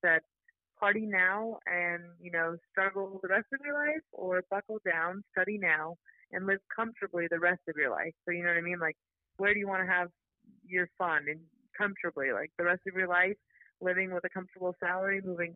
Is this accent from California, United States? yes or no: yes; San Diego, California, United States; I'm from San Diego, California